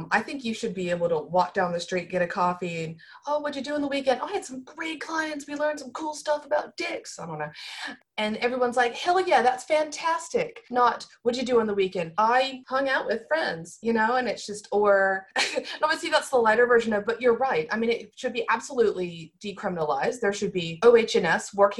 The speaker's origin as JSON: {"language": "English", "country": "United States", "accent": "American", "said": "by my accent, I'm American"}